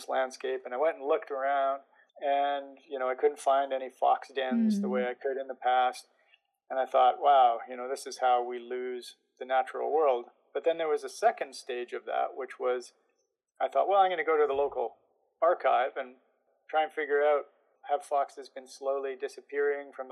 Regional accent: interior of British Columbia, Canada; I was back to my hometown, where I grew up in the interior of British Columbia, in the dry interior

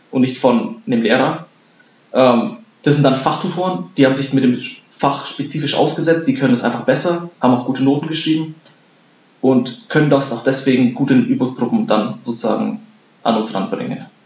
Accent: Bavaria, Germany; now in Darmstadt, Germany; zum einen wollte ich äh, in der Nähe studieren, wo ich aufgewachsen bin. Ich komme aus Bayern.

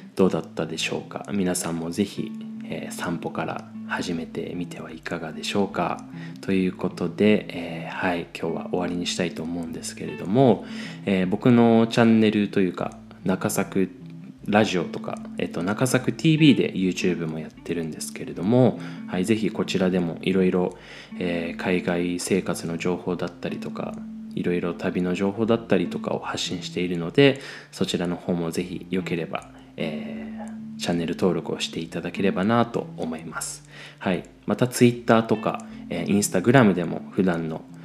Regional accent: Chiba, Japan; 僕の地元の千葉

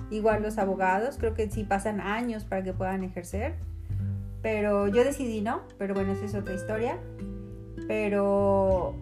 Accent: Mexico; moved away as an adult; now in Canada; como crecimos con ellas en México

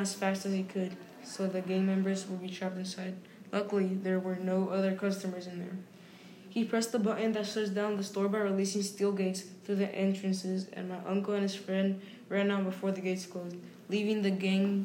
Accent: United States; also born or lived in La Placita, Guanajuato, Mexico; my hometown here in Grand Marie

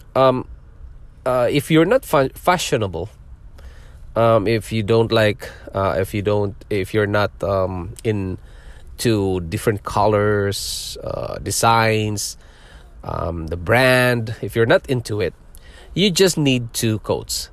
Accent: Philippines; moved away as an adult; also born or lived in Singapore; now in Ontario, Canada; I was born in Philippines. I'm a Filipino, and I worked in Singapore for five years, leaving my family behind in Philippines

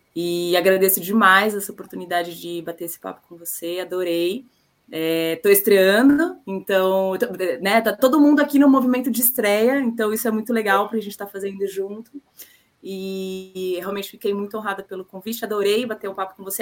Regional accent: Brazil; now in Paraguay; enquanto brasileiros

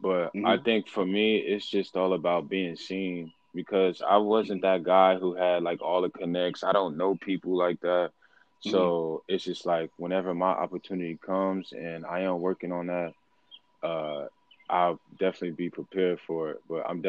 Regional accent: Newark, New Jersey, United States; growing up in Newark

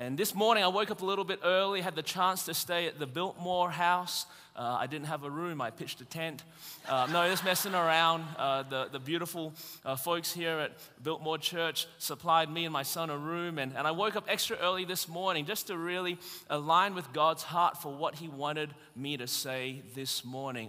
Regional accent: Melbourne, Victoria, Australia; now in Anderson, United States; I was born in Melbourne, Australia. That's the reason my voice is this way.

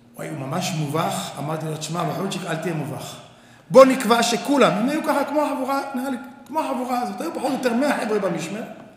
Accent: Tel Aviv, Tel Aviv District, Israel; אני בא מתל אביב

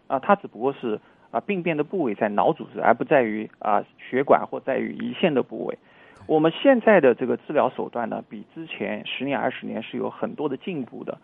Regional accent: China; 作为我们中国人来说

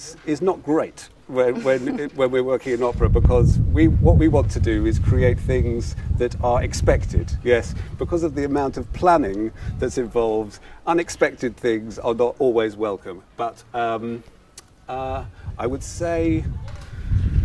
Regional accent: United Kingdom; In Western Europe, I'm from Britain.

